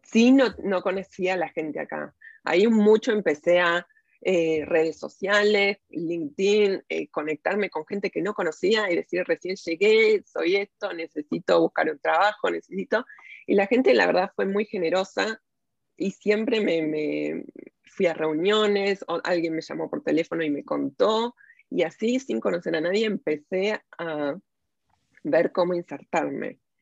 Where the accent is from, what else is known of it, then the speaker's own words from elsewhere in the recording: Buenos Aires, Argentina; moved away as an adult; now in Walnut Creek, United States; Nací en Buenos Aires, crecí ahí